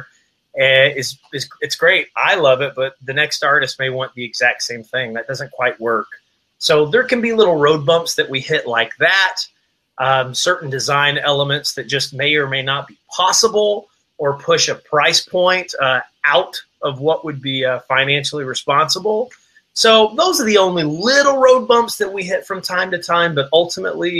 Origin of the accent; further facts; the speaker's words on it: Appalachian Mountains, Southwest Virginia, United States; I was born and raised in the Appalachian Mountains, Southwest Virginia, near the Cumberland Gap